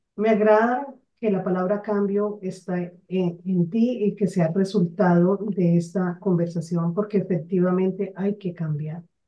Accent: Barranquilla, Atlántico, Colombia; moved away; also born or lived in Bogotá; Yo soy de una ciudad de la costa llamada Barranquilla, que se caracteriza por su carnaval que se caracteriza por la alegría de sus personas. Sin embargo, nací aquí

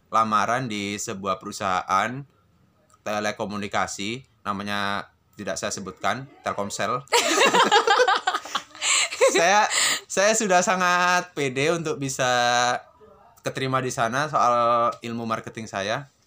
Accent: Lumajang, East Java, Indonesia; also born or lived in Semarang; saya berada di Lumajang, Jawa Timur.

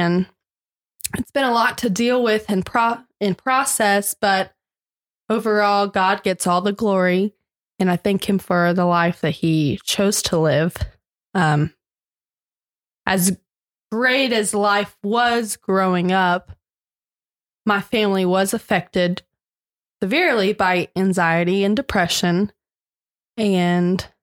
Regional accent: Augusta, Georgia, United States; I was born and raised in Augusta, Georgia

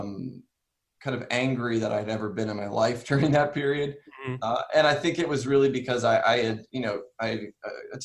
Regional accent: Ohio, United States; My grandfather was a Christian and Missionary Alliance pastor in Ohio. That's where I was born

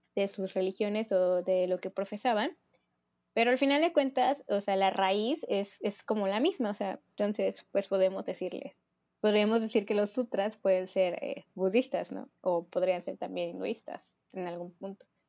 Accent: Mexico; somos mexicanos

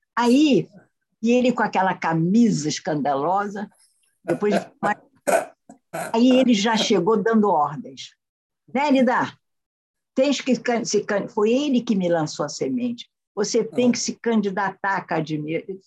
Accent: Brazil; Hoje eu sou uma brasileira antiga, não anacrônica

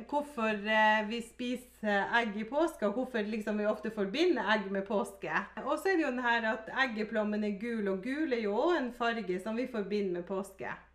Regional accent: Finnmark, Norway; Vi er jo fra Finnmark, og da var måsegg litt sånn stort, da.

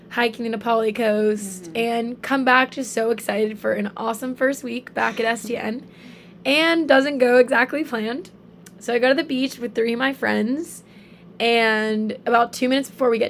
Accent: Charleston, South Carolina, United States; moved away as an adult; now in Oahu, United States; Um, so I'm 19, almost 20. I'm from Charleston, South Carolina and I've actually been out on Oahu since July.

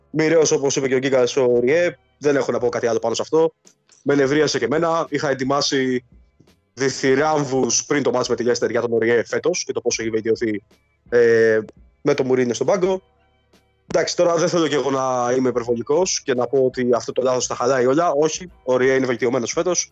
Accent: Pefki, Greece; από ποιο χωριό. Τι σου φαίνεται περίεργο. από το χωριό τη Πεύκη.

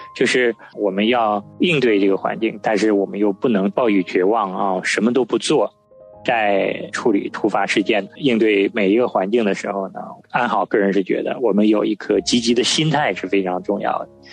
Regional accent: northern China, China; 我从小就在北方长大

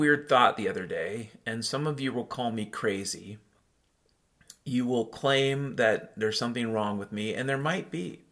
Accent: Western Washington, United States; I grew up in Western Washington

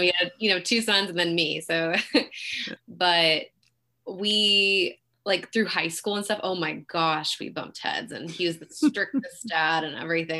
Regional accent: Pleasanton, California, United States; also born or lived in Fremont, California; now in Dublin, United States; I was born in Fremont, but raised in Pleasanton

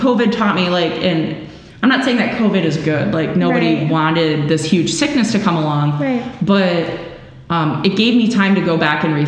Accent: Milwaukee, Wisconsin, United States; now in Illinois, United States; I grew up in Milwaukee, Wisconsin

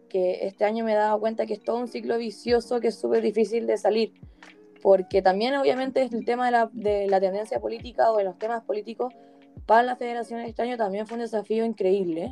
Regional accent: Chile; no solamente somos el futuro de la comunidad judía de Chile, sino que somos el futuro de Chile en general

